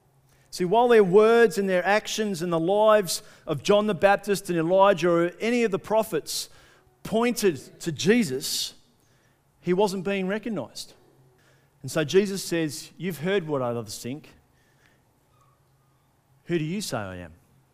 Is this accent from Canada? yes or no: no; Australia; Being good Australian people, we'd want to knock the tall poppy off a little bit quicker, wouldn't we?